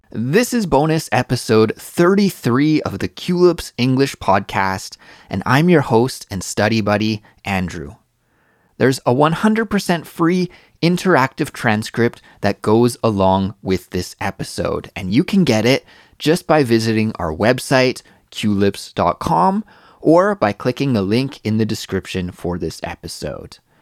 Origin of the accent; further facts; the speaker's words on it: Canada; now in Korea; As a Canadian